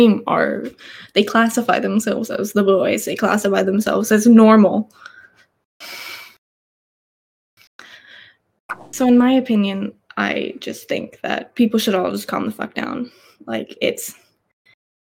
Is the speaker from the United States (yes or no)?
no; Australia; I was raised in Australia